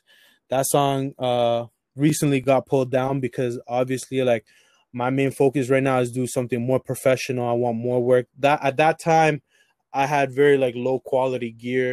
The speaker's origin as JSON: {"language": "English", "town": "Toronto", "region": "Ontario", "country": "Canada", "tie": "born or raised there", "said": "I was born in Toronto"}